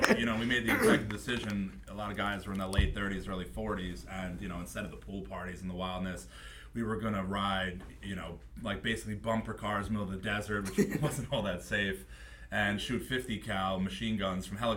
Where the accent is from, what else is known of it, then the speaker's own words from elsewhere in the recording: Smithtown, New York, United States; I grew up in Smithtown, went to Chaminade, took the train 4 years